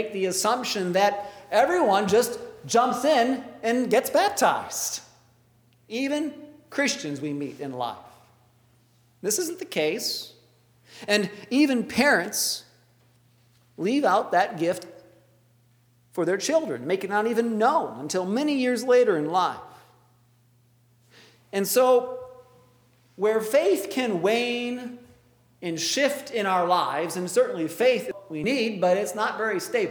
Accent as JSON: {"language": "English", "town": "Traverse City", "region": "Michigan", "country": "United States", "tie": "born or raised there", "said": "growing up in Traverse City"}